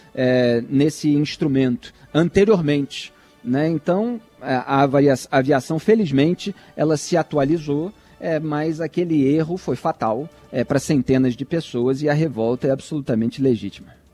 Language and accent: Portuguese; Rio de Janeiro, Brazil; Cresci no Rio de Janeiro vendo ele é, comendo e tomando chopp com os amigos na Cobal do Leblon